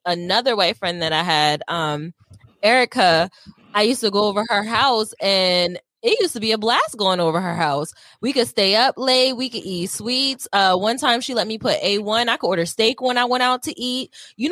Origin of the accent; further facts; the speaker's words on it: Wilmington, Delaware, United States; I'm from Delaware. I didn't get out of Wilmington, Delaware until probably like high school.